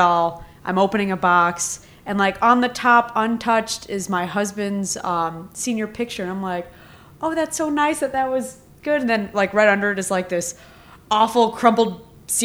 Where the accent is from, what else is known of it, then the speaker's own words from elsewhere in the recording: Kalamazoo, Michigan, United States; I grew up in Kalamazoo